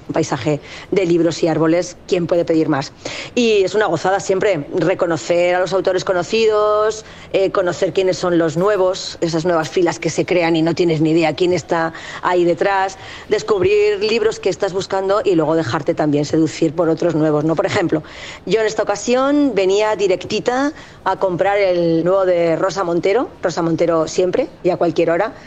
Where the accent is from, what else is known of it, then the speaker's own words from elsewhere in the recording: Zaragoza, Aragon, Spain; moved away; la editorial Prames de Zaragoza, de donde yo soy